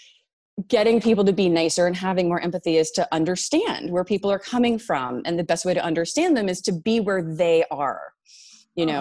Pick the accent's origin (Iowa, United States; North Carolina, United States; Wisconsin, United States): North Carolina, United States; moved away as an adult; also born or lived in China / Amherst, Massachusetts; now in East Hampton, United States; I'm from North Carolina.